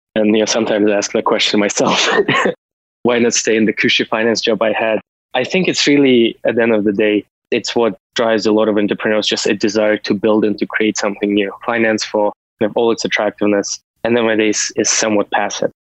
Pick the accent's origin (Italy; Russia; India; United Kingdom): Russia; moved away as an adult; also born or lived in United States; now in Canada; I was born and raised in Soviet Union